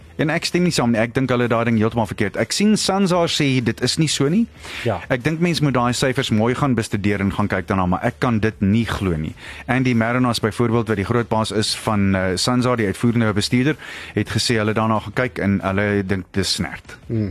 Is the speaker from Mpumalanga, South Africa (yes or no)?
no; Springs, Gauteng, South Africa; moved away; ek kom af van Springs af